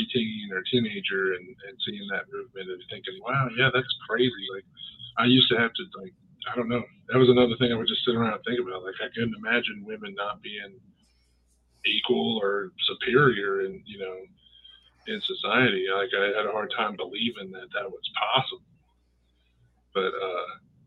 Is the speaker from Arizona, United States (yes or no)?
no; Nebraska, United States; where my hometown was